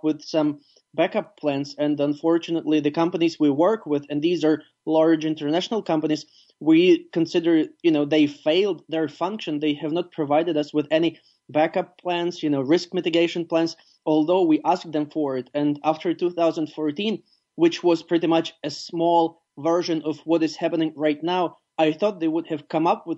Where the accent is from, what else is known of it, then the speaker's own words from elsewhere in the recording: Ivano-Frankivsk, Ivano-Frankivsk Oblast, Ukraine; my hometown, Ivano-Frankivsk